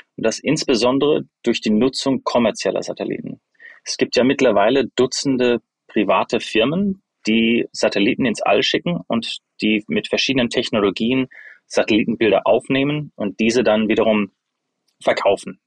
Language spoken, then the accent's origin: German; Freiburg, Baden-Württemberg, Germany; moved away as an adult; also born or lived in United States; Ich bin in Freiburg zum größten Teil aufgewachsen habe dort auch Abitur gemacht ähm, und bin dann zum Studium in die USA